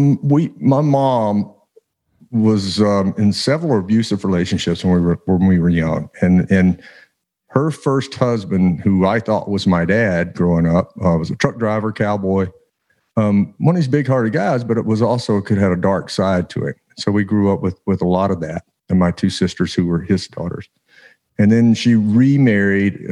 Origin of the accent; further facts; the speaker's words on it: Louisiana, United States; growing up in Louisiana, of course, we had crawfish bowls every Saturday.